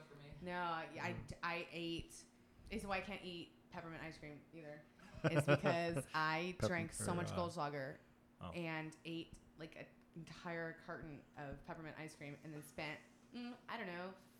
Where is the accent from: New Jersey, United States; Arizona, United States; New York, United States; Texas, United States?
Texas, United States; I grew up in Texas.